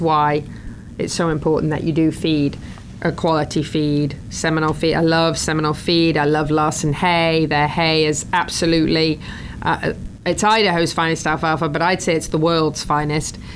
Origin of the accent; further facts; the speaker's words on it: England, United Kingdom; now in Florida, United States; I grew up in England where the grass is mostly green